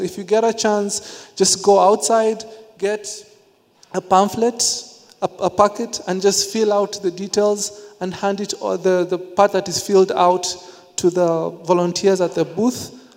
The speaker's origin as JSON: {"language": "English", "region": "Nairobi", "country": "Kenya", "tie": "born or raised there", "said": "growing up in the slums of Nairobi, Kenya"}